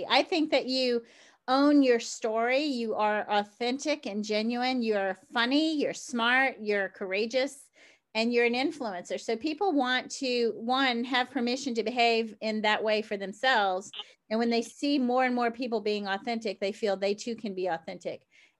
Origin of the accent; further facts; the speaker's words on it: the South, United States; growing up in the South